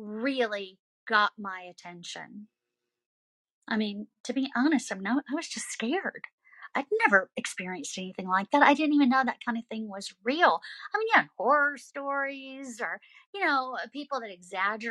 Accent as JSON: {"language": "English", "region": "the South", "country": "United States", "said": "I'm from the South"}